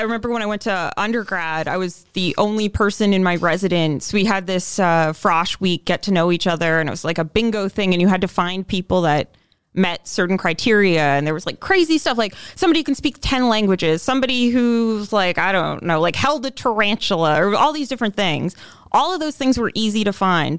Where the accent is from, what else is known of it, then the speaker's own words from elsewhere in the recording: London, Ontario, Canada; moved away as an adult; I'm originally from London, Ontario, but I haven't, other than just kind of being holed up there for some of the pandemic, I haven't lived there